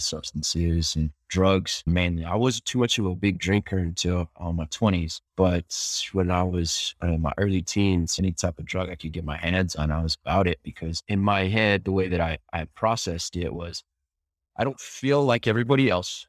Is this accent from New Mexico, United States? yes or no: yes; Albuquerque, New Mexico, United States; born and raised in New Mexico